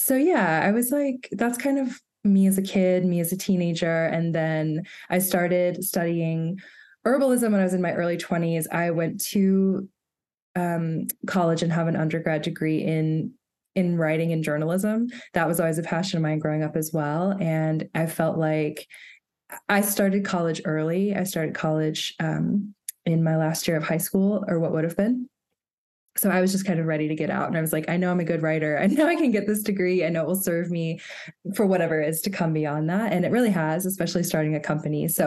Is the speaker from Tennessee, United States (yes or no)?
yes; Chattanooga, Tennessee, United States; I grew up in Chattanooga, Tennessee, which is where I live right now currently